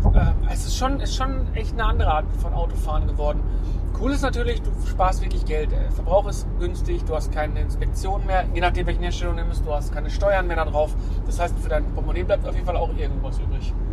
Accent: Essen, North Rhine-Westphalia, Germany; bei uns in Essen

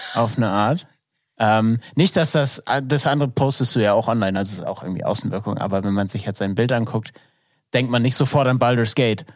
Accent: Northern Germany, Germany; ich komme aus dem Norden.

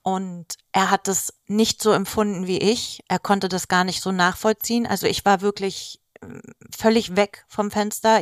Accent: Greece; ich bin Griechin

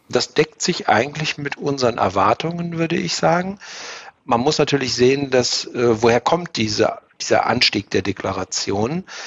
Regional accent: Germany; als Deutsche

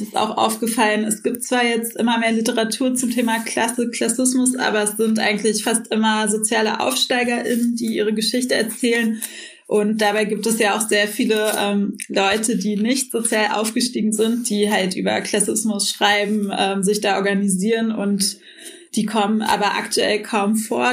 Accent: Berlin, Germany; ich bin in Kreuzberg aufgewachsen

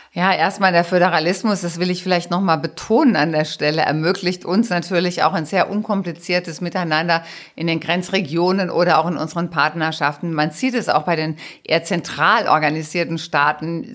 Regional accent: Rhineland-Palatinate, Germany; also born or lived in Trier / Mainz / Rhenish Hesse; meine Heimat ist Rheinland-Pfalz

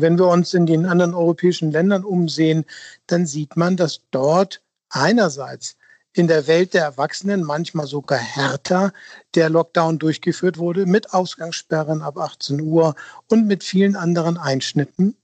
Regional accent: Hamburg, Germany; als Hamburger

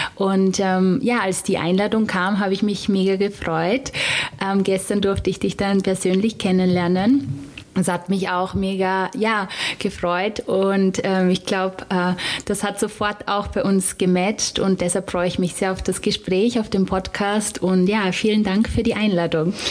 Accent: Styria, Austria

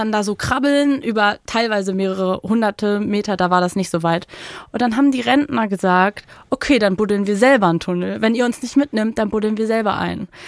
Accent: Berlin, Germany; als Berlinerin

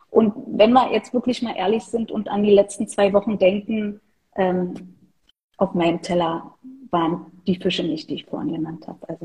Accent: Berlin, Germany; born there; ansonsten bin ich Berlinerin. Ich bin in Berlin geboren, arbeite hier, wohne hier

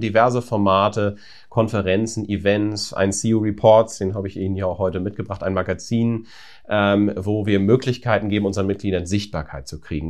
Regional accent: Apensen, Lower Saxony, Germany; also born or lived in Braunschweig / Indiana, United States; ich bin aufgewachsen tatsächlich in Apensen bei Buxtehude

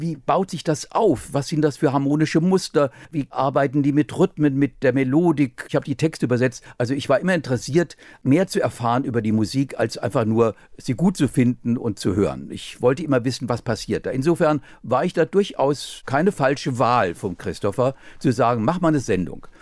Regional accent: Offenbach am Main, Hesse, Germany; in Offenbach geboren, in eine Familie hineingeboren

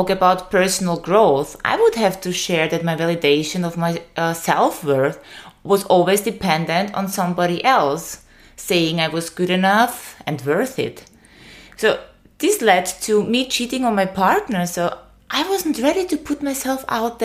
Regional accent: Austria; English is a second language; moved away as an adult; now in Greece; I moved from my home country, Austria, to Greece.

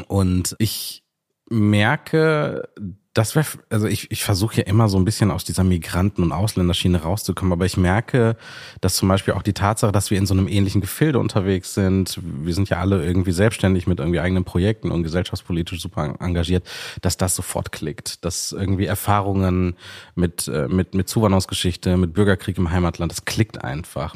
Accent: Sri Lanka; moved away; ich bin in Sri Lanka geboren

